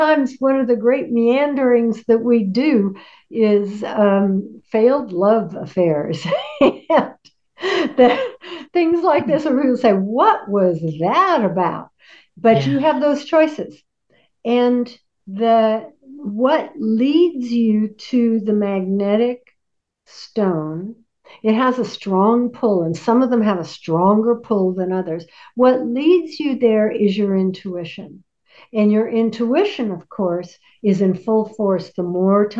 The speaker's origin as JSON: {"language": "English", "town": "Seattle", "region": "Washington", "country": "United States", "tie": "born or raised there", "said": "I was born in Seattle"}